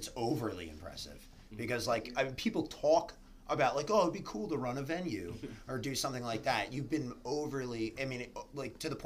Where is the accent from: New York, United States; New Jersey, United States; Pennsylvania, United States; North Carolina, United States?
New Jersey, United States; Brick; also born or lived in Toms River, New Jersey; I grew up in Brick and Tom's River area